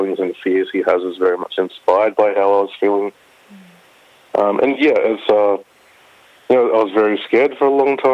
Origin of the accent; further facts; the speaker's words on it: Bega, New South Wales, Australia; moved away; I grew up in Bagram, the far south coast, New South Wales